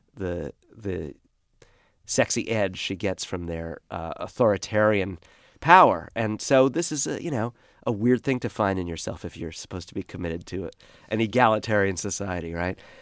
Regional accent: Brooklyn, New York, United States; I was one of the last people to grow up this way in Brooklyn

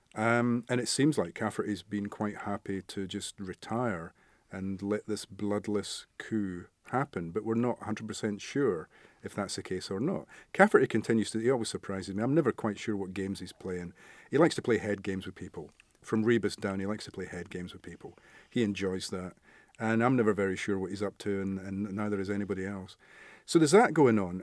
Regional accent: Scotland, United Kingdom; where I grew up in Scotland, it was a little mining village, coal mining

